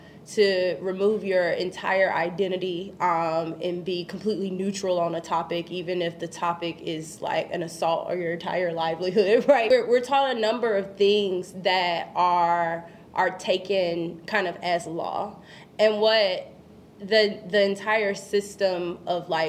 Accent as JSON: {"language": "English", "town": "Kinston", "region": "North Carolina", "country": "United States", "tie": "born or raised there", "moved": "as an adult", "lives_now": "Chicago, United States", "said": "My hometown, Kinston, North Carolina"}